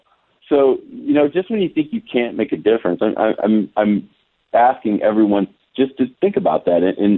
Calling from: Fairburn, Georgia, United States; I'm calling you from Georgia right now, 3 hours ahead of you guys in California.

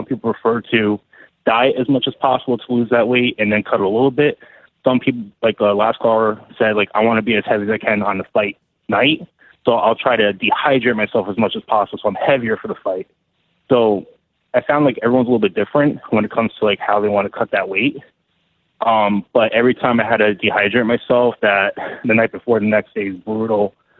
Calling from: New Jersey, United States; I'm calling from New Jersey.

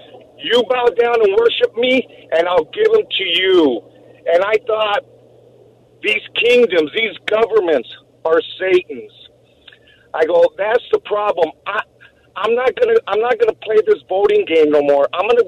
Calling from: Pasadena, California, United States; I'm calling from Pasadena.

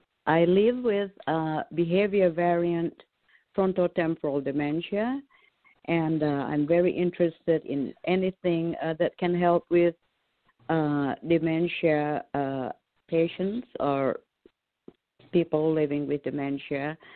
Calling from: Champaign, Illinois, United States; I'm calling from Illinois, Champaign, Illinois

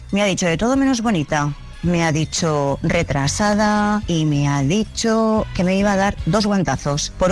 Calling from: Valencian Community, Spain; Soy … de Benistán, un boletito de Valencia.

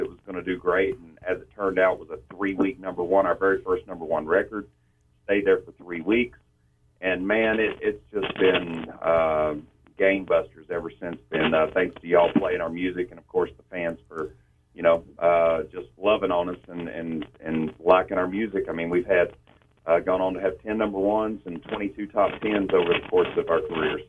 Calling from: Las Vegas, Nevada, United States; Las Vegas, Nevada. It's really early.

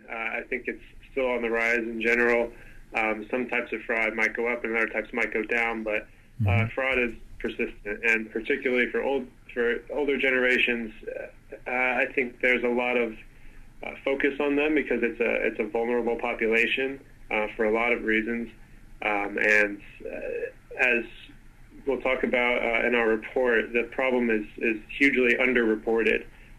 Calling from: Victoria, British Columbia, Canada; I'm calling from Victoria, Canada

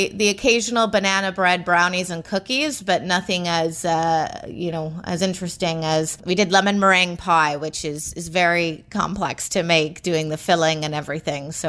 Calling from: Toronto, Ontario, Canada; I am sitting in Toronto, right in the locked down downtown core right now.

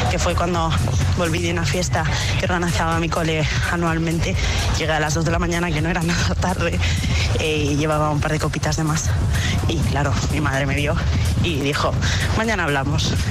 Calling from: Madrid, Community of Madrid, Spain

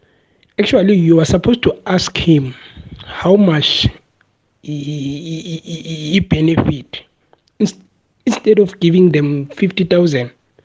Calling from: Centurion, Gauteng, South Africa; I'm calling from Centurion.

